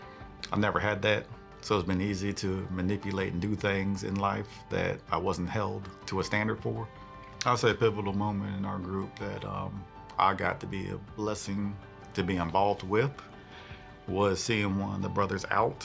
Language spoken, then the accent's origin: English; New Jersey, United States; I'm from New Jersey. That's where my family's from, but military brat, been all over the world.